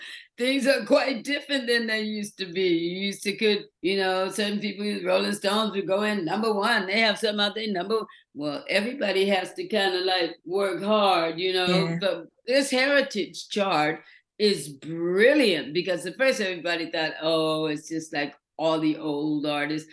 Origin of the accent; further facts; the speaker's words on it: Los Angeles, California, United States; moved away as an adult; also born or lived in London; I am an independent woman that has come from, like, you know, Watts